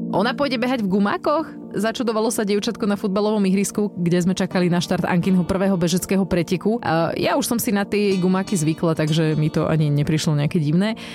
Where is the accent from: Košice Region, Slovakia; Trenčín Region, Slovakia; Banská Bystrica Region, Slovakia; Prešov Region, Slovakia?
Banská Bystrica Region, Slovakia; Žarnovica; Ja som vyrastala v Žarnovici